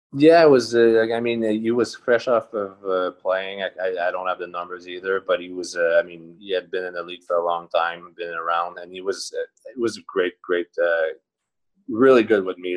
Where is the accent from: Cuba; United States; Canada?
Canada; four or five hours from Montreal, Quebec; i grew up for probably four or five hours away from uh, montreal